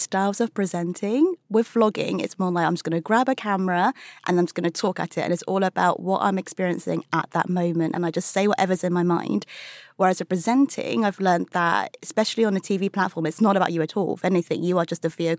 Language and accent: English; United Kingdom; being British-born Chinese